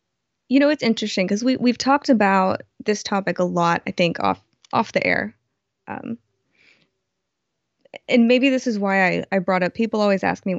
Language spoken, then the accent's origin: English; Houston, Texas, United States; I grew up in Houston, which is it's an oil town.